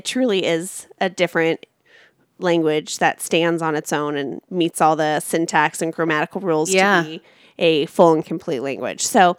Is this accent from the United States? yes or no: yes; Orange County, California, United States; I'm from Orange County.